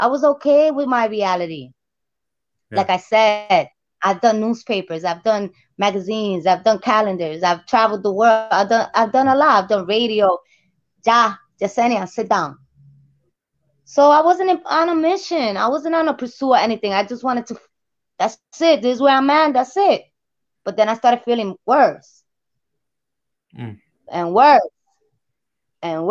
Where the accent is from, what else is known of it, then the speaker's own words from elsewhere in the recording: New Jersey, United States; moved away as an adult; now in Puerto Rico; I'm from Jersey